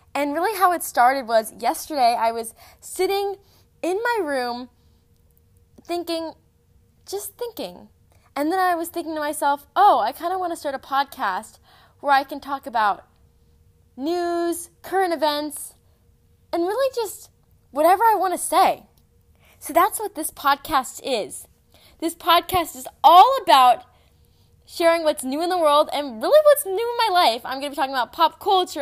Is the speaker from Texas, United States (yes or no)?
yes; Texas, United States; I'm seventeen years old. I'm from Texas